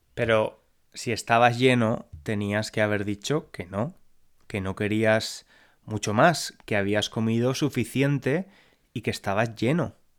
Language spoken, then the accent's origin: Spanish; Valencian Community, Spain; now in London, United Kingdom; Yo soy de Valencia, la región de España